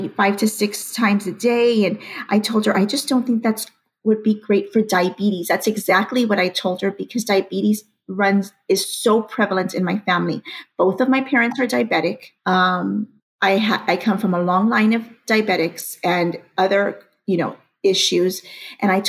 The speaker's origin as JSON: {"language": "English", "town": "McAllen", "region": "Texas", "country": "United States", "said": "I'm from McAllen, Texas."}